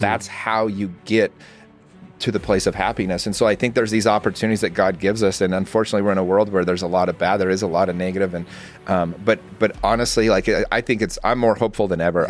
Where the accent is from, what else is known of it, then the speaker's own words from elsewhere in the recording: Utah, United States; I grew up in Utah